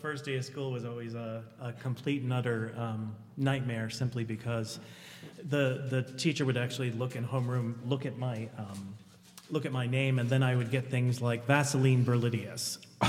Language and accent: English; Miami, Florida, United States; moved away as an adult; also born or lived in Shelby, Ohio; now in Ohio, United States; I was born and raised in Miami, Florida.